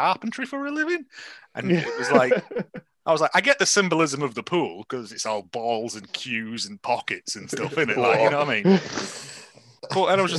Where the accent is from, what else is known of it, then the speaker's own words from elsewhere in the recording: United Kingdom; I'm British, I don't have salad that way